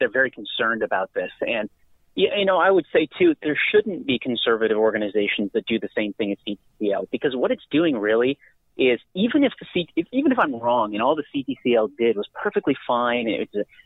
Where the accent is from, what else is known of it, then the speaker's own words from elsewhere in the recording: California, United States; California, my home state